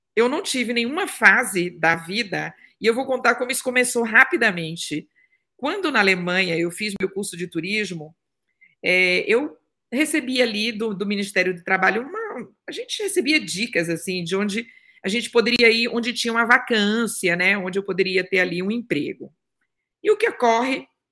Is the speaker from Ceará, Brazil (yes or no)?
no; interior of Bahia, Brazil; moved away as an adult; also born or lived in Salvador, Brazil / Germany; nasci no interior da Bahia, sou de Tabu na Bahia, papajaca oficial, tá? E aos 17 anos eu fui morar, eu, com 15 fui morar em Salvador